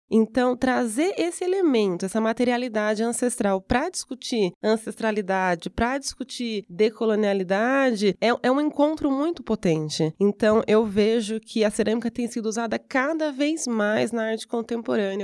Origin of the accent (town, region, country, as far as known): Brazil